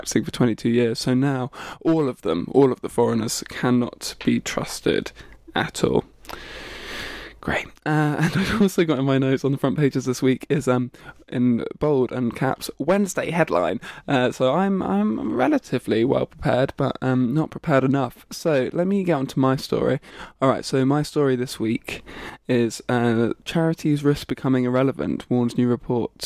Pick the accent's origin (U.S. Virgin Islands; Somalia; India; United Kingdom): United Kingdom; Bedford, East of England; moved away; I also went back to Bedford, my hometown